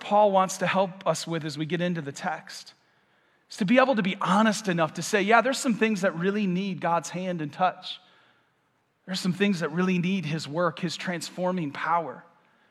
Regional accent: Michigan, United States; moved away as an adult; now in Vero Beach, United States; I am about 9 months new to Vero, and I'm from Michigan

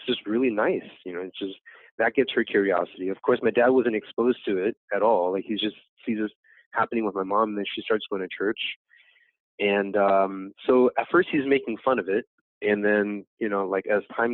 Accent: Los Angeles, California, United States; My parents are from Vietnam. I was born here in America. So I grew up here in America

